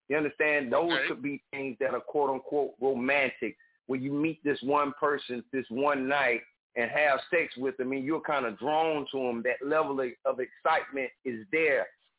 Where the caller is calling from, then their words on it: South Carolina, United States; I'm calling from South Carolina.